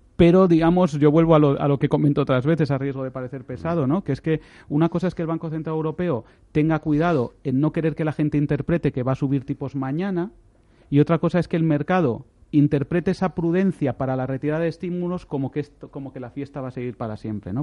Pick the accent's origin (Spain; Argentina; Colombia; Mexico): Spain; como españoles